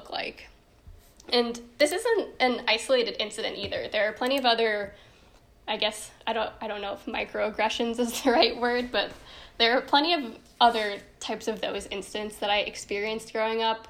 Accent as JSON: {"language": "English", "country": "United States", "tie": "born or raised there", "said": "I'm Indian in the way that an Indian who grew up in America is Indian"}